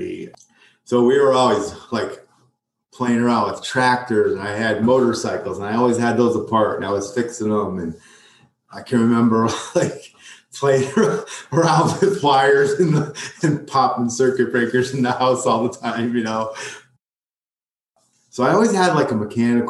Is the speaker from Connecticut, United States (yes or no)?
yes; Prospect, Connecticut, United States; I grew up in a little town called Prospect up in Connecticut. It's a suburb of Waterbury